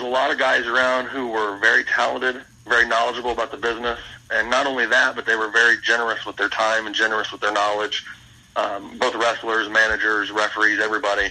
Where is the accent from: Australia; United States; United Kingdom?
United States; Indiana; now in Cincinnati, United States; I grew up in Indiana